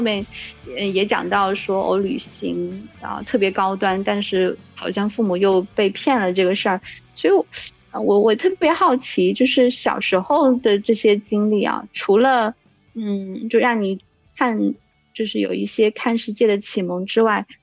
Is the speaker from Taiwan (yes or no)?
no; rural Jiangsu-Zhejiang, China; 我小时候生活在，呃，江浙的农村